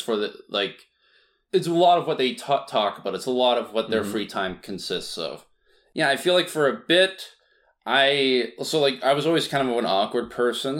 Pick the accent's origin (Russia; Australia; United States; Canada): Canada; Vancouver, British Columbia; I grew up in Vancouver, most of my life